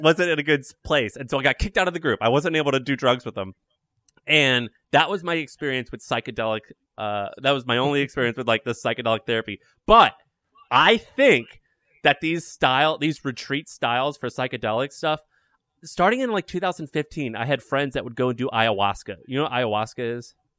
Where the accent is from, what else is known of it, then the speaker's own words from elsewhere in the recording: Missouri, United States; I'm from Missouri